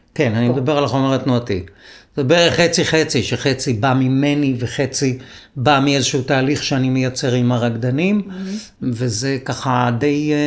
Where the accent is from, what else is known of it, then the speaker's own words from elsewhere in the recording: Israel; גדלתי בקיבוץ, ארבעה ילדים בחדר